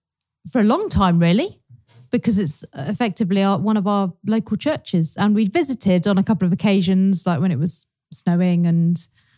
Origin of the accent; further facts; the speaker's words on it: Chorleywood, East of England, United Kingdom; now in Watford, United Kingdom; I live with in Watford. I work in bespoke furnishings at John Lewis. And I grew up in Chorley Wood in a Christian family